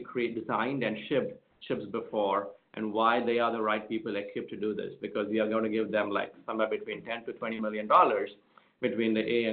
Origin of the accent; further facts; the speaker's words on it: India; moved away; I grew up in India in a family of doctors